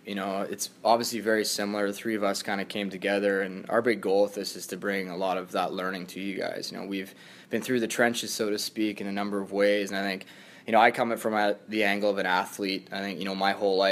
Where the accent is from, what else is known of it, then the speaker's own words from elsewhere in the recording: Kitchener, Ontario, Canada; also born or lived in the prairies / Halifax; stay in my hometown and play for Kitchener